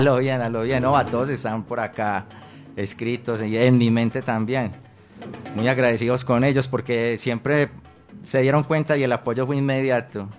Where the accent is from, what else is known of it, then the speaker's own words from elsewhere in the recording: Medellín, Antioquia, Colombia; yo vengo de, del corregimiento de San Cristóbal, Vereda La Loma, en un sector que se llama San Pedro